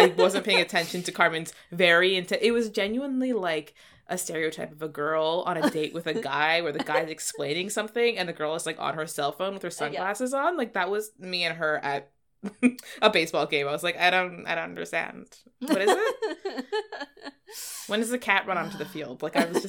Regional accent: Toronto, Ontario, Canada; For context, also, we are Toronto people from Toronto. These are Toronto specifics.

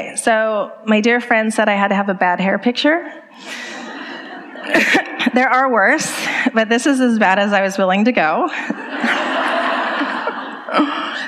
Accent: the Bay Area, California, United States; I grew up in the Bay Area, just about an hour outside of San Francisco

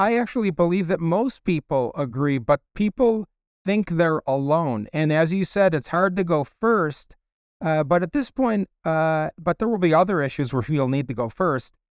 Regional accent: Chicago, Illinois, United States; I was raised in a very, very Democrat Party home, uh, in Ch, I was from Chicago

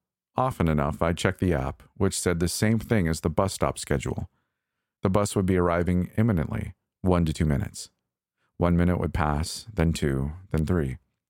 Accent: Toronto, Ontario, Canada; Typically, I'd brush it off as the same crap transit service I grew up with in Toronto.

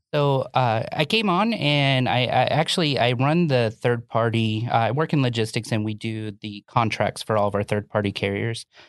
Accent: Orlando, Florida, United States; I grew up originally in Orlando, Florida

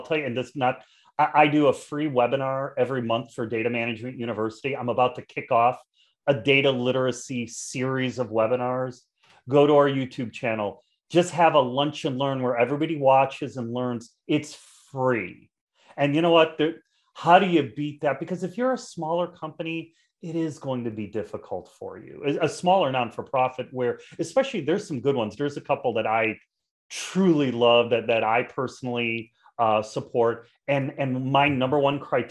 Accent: Chicago, Illinois, United States; I'm from Chicago. In Chicago, we're all about the pizza

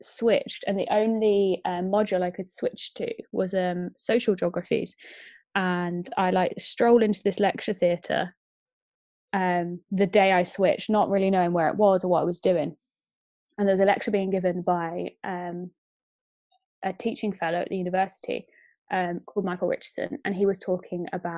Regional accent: Marston Moretaine, East of England, United Kingdom; I was born in Bedfordshire, in quite a rural part of Bedfordshire, tiny little village

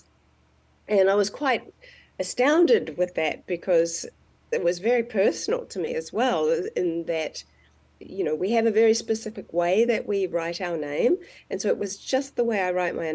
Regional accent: New Zealand; I'm from New Zealand

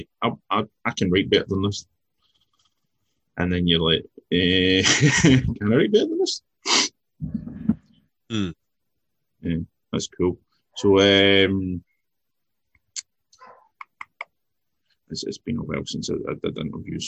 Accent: Scotland, United Kingdom; being Scottish

